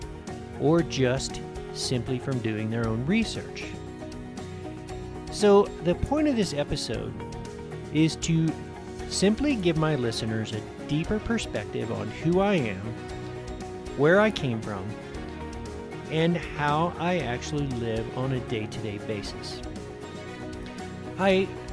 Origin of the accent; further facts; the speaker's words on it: North Georgia, United States; I was born in North Georgia, and I spent a great deal of my childhood on the family farm.